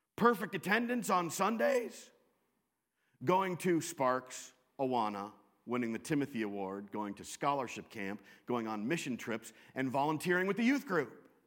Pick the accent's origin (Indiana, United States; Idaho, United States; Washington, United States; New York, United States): Washington, United States; Western; moved away as an adult; also born or lived in Chicago / Southern California / Wisconsin; I grew up in Western Washington